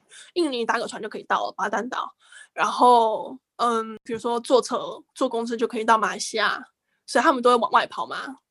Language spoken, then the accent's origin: Chinese; Taiwan; moved away as an adult; also born or lived in Singapore; now in Japan; 我们台湾人觉得是个很国际的国家